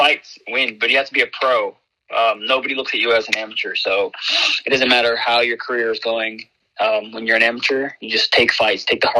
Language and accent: English; New York, United States; now in Orlando, United States; In New York. I grew up in New York.